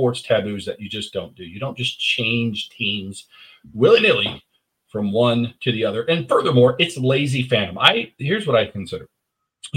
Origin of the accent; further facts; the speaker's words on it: San Jose, California, United States; I'm from San Jose, California